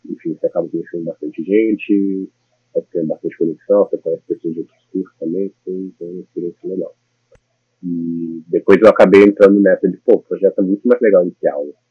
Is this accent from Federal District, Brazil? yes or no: yes; Brasília, Federal District, Brazil; moved away as an adult; now in New York, United States; Eu sou de Brasília, nasci, morei boa parte da minha vida lá.